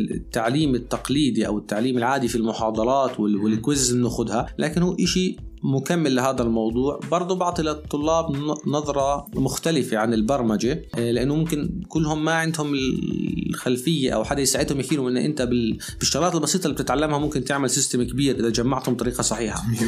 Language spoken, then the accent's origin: Arabic; Jordan; عندنا في الاردن